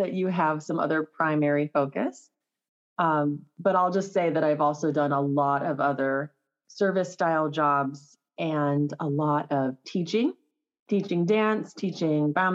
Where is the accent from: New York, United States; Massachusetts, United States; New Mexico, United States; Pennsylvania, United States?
New Mexico, United States; Los Alamos; also born or lived in California; I grew up in Los Alamos, New Mexico, originally from California